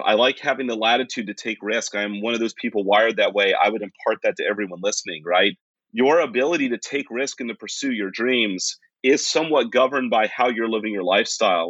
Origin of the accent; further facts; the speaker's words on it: West Virginia, United States; moved away; I grew up in West Virginia and came from a part of the United States that is very, it's different. Appalachia has its own subculture